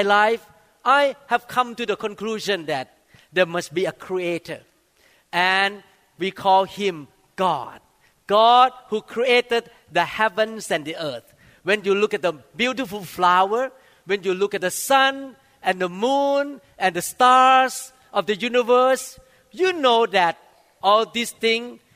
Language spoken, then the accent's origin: English; Thailand; when I was growing up in Thailand